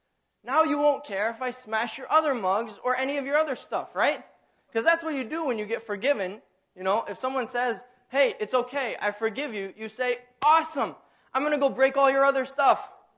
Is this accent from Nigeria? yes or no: no; Tanzania; now in United States; I grew up in Tanzania on Lake Tanganyika, and we had the most glorious sunsets.